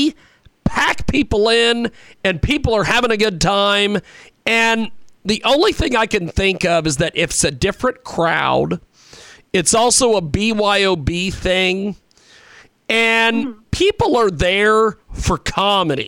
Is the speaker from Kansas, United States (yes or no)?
yes; Kansas, United States; moved away; I am originally from Kansas, of all places.